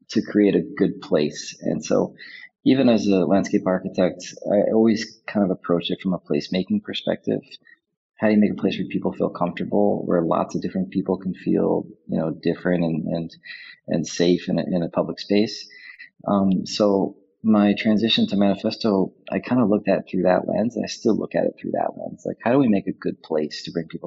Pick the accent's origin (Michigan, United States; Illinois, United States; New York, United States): New York, United States; New York City; now in Prague, Czech Republic; I'm from New York City. I currently live in Prague in the center of Europe